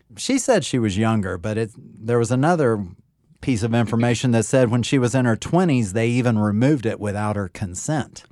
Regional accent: United States; being American

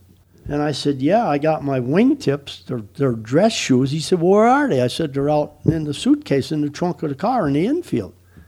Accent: Wisconsin, United States; moved away as an adult; I come from Wisconsin

